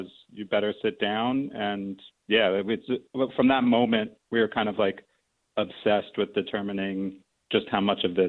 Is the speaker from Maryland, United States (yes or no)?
yes; Baltimore, Maryland, United States; moved away; when he found out I was from Baltimore